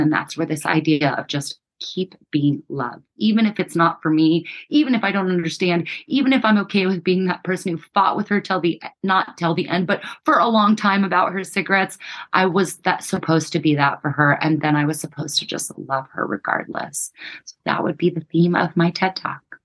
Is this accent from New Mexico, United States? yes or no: yes; New Mexico, United States; we grew up in New Mexico poor, uneducated, unhealthy state